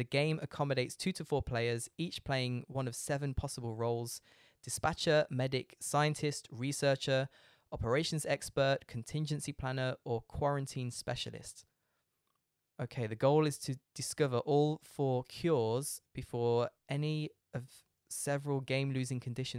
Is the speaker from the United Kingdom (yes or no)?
yes; Leicester, East Midlands, United Kingdom; I did find that on Wikipedia, but I'm not American, so I said Cluedo. it was invented in Birmingham in England in 1943. There you go. Birmingham is quite near where I'm from in Leicester.